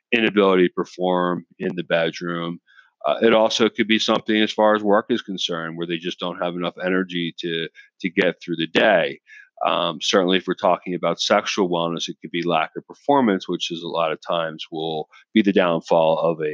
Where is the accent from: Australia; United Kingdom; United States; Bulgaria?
United States; Philadelphia, Pennsylvania; outside of Philadelphia, my hometown